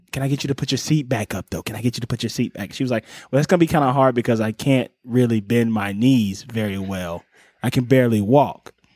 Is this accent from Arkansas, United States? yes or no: no; Cleveland, Ohio, United States; my hometown of Cleveland, Ohio